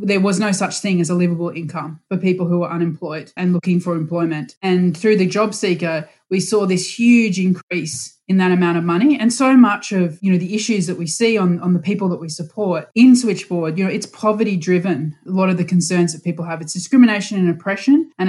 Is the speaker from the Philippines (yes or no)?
no; Brisbane, Queensland, Australia; moved away as an adult; also born or lived in Sydney; now in Princes Hill, Australia; I grew up in Brisbane and spent the first 21 years of my life in Brisbane, and then I moved to Sydney for 10 years and now I live in Princess Hill in Victoria